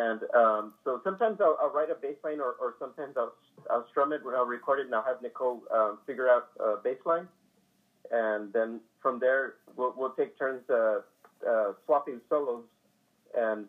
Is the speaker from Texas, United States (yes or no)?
yes; San Antonio, Texas, United States; born and raised in San Antonio.